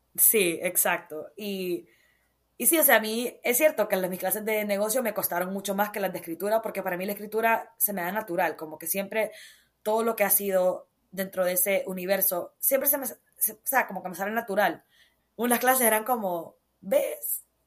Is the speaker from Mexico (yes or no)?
no; Honduras; moved away as an adult; Yo crecí en Honduras. Me preguntan de dónde soy, yo digo soy hondureña, orgullosamente catracha.